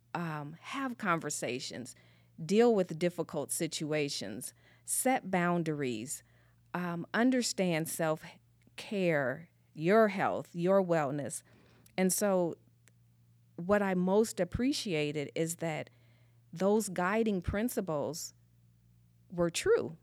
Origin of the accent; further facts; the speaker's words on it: Springfield, Illinois, United States; moved away as an adult; now in Goodyear, United States; originally, I'm from the Midwest, actually a small little place called Springfield, Illinois